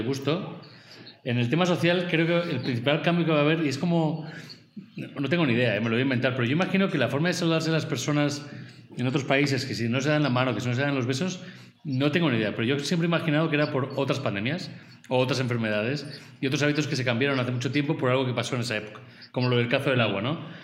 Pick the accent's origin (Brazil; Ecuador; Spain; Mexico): Spain; como español